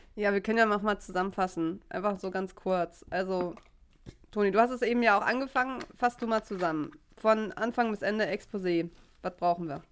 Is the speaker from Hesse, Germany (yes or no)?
no; Hamburg, Germany; ich komme aus Hamburg